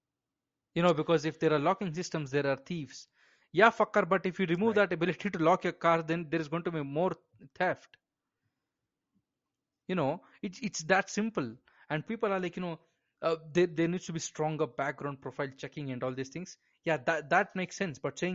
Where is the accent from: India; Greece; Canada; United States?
India; And I'm Indian and I fucking agree with you.